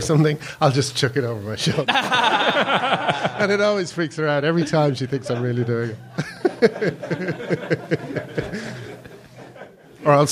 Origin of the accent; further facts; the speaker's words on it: Ireland; also born or lived in London; now in England; I being Irish